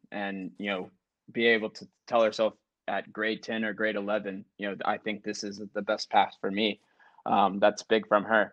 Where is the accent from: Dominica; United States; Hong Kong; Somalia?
United States; South Carolina; I'm from South Carolina